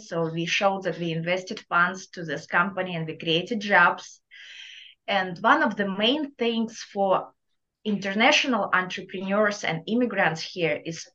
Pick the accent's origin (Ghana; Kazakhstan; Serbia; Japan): Kazakhstan; accent: thick Russian accent; English is a second language; moved away as an adult; now in Louisiana, United States; my thick Russian accent, even though I'm from Kazakhstan, we all have Eastern European accent